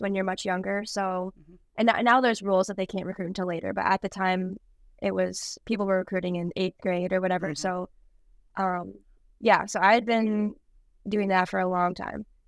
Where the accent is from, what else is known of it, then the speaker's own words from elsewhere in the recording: White Bear Lake, Minnesota, United States; moved away as an adult; now in La Crosse, United States; my hometown in White Bear Lake, Minnesota. And I practiced there up until my senior year of high school.